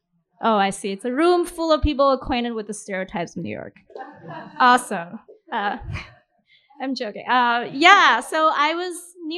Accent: Malaysia; I'm going to read a story from my book set in my hometown in Malaysia.

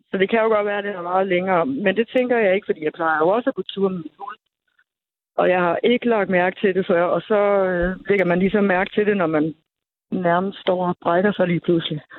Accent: Lolland, Zealand, Denmark; also born or lived in Nakskov; Jeg er fra Lolland.

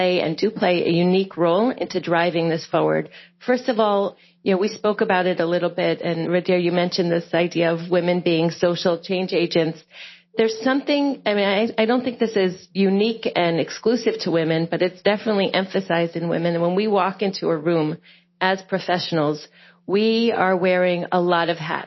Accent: United States; moved away as an adult; now in Israel

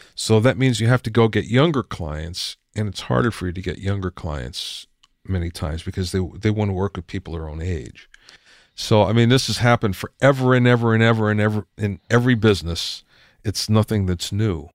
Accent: Minersville, Pennsylvania, United States; moved away; I grew up in Minersville, Pennsylvania

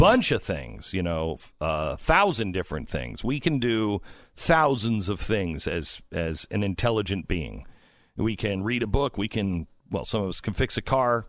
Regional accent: West Coast, United States; moved away; I grew up on the West Coast.

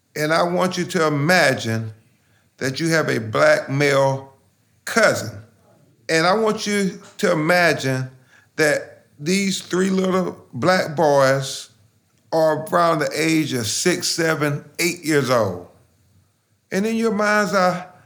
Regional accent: Lumberton, North Carolina, United States; now in Florida, United States; every other little black boy growing up in Lumberton, North Carolina

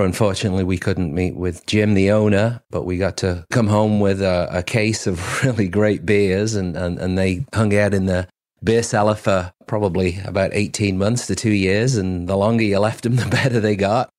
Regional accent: Cheshire, North West England, United Kingdom; accent: English; now in Mayne Island, Canada; I'm originally from Cheshire, uh, just, uh, about thirty miles south of, of Manchester.

